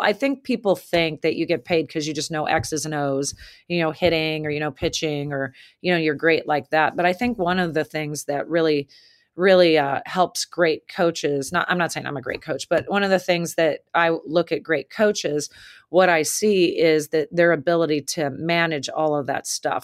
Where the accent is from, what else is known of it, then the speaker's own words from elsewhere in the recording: the West, United States; moved away as an adult; also born or lived in Massachusetts; now in Lexington, United States; I was coming from the West, real chill